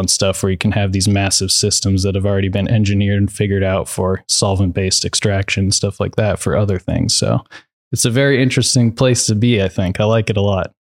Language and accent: English; Minnesota, United States; moved away; also born or lived in Seattle; where I was from in Minnesota